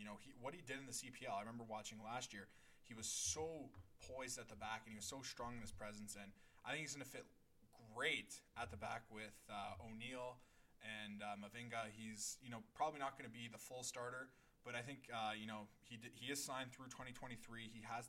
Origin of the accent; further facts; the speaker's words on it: Canada; we're both Canadian soccer players.